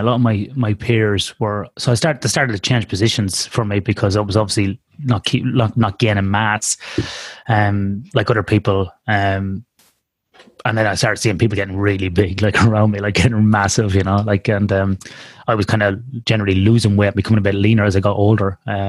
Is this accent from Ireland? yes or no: yes; Ireland; now in Australia; I've been out of Ireland, for like about 16 years. So, you know, my accent probably has softened somewhat or changed. I often get mistaken from a Canadian here in Australia, which is a bit weird.